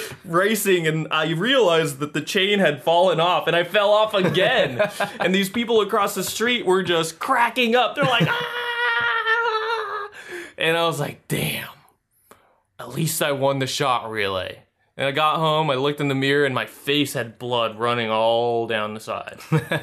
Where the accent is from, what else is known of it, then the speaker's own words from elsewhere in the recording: Philippines; I'm Filipino. I got the blood in me.